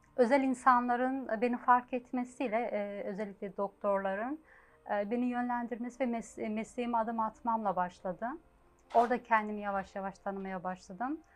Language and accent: Turkish; Ankara, Turkey; moved away as an adult; now in Germany; ben 1971 Ankara doğumluyum. Ee, Ankara'da Liseyi bitirdim. Daha sonra Almanya'ya gittim. Yaklaşık 32 senedir de Almanya'dayım.